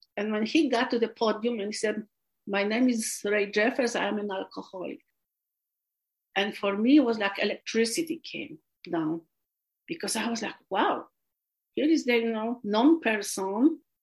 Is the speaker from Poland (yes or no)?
yes; Poland; English is a second language; moved away as an adult; also born or lived in California, United States / Los Angeles County, United States; now in United States; I was born, I was raised in Poland.